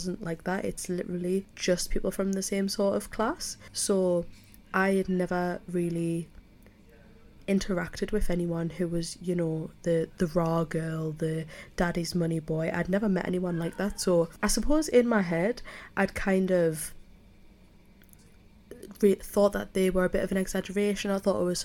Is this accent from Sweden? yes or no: no; South Shields, North East England, United Kingdom; moved away as an adult; now in Leeds, United Kingdom; I'm from Newcastle. I come from a place called South Shields, which was originally a miners' town